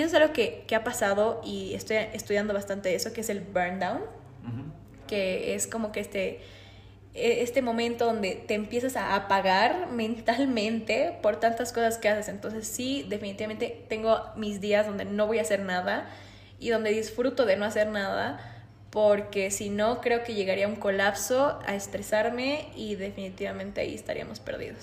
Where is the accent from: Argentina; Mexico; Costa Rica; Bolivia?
Bolivia; Acá los emprendedores bolivianos